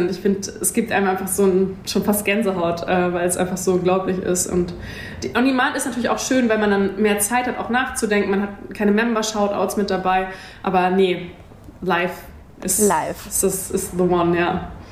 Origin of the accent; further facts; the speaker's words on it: Kiel, Schleswig-Holstein, Germany; moved away; Kiel. Heimat, ja. forever.